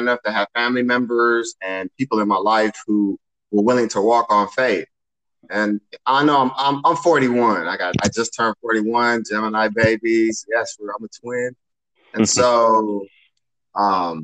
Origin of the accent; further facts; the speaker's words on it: Los Angeles, California, United States; moved away as an adult; also born or lived in Pasadena, California / Fort Wayne, Indiana; I grew up in Los Angeles or Pasadena, California, and I grew up in the heart of gangbang.